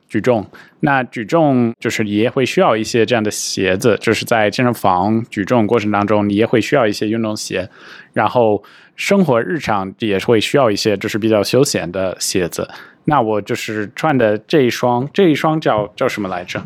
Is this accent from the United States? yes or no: yes; United States; moved away; 我自己小时候在美国长大